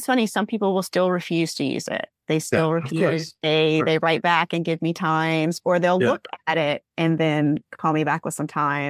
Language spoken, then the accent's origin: English; Alabama, United States; that was also my team when I grew up in Alabama, because it's just down the coast.